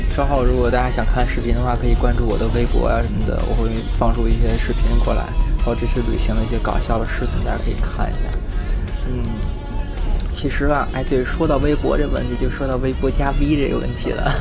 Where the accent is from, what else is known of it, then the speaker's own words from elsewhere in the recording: China; moved away as an adult; 我我回国次数多了